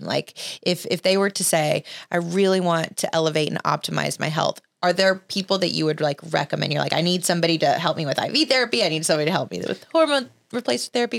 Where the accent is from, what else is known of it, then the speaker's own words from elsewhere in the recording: Alabama, United States; I grew up in Alabama